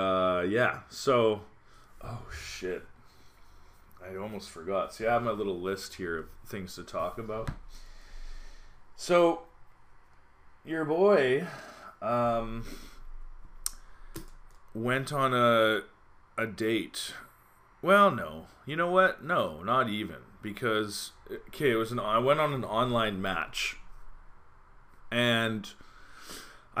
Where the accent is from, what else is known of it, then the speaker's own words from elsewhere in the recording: Calgary, Alberta, Canada; moved away as an adult; now in Montreal, Canada; I'm from Calgary and it's dry heat. And I lived here in Montreal 10 years